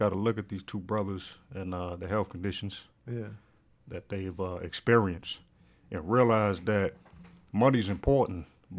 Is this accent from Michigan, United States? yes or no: yes; Detroit, Michigan, United States; And then honestly, you know, growing up where I grew up, it wasn't much to do.